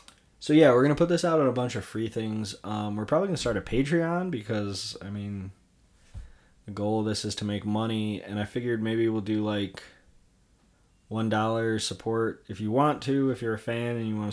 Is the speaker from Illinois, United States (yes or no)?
yes; Chicago, Illinois, United States; Chicago, my hometown